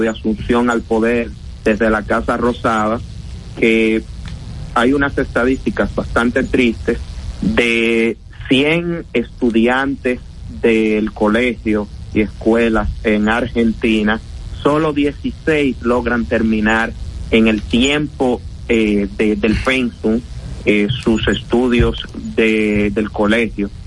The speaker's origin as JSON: {"language": "Spanish", "country": "Dominican Republic", "said": "en nuestro país nosotros tenemos que ser burlados como dominicanos"}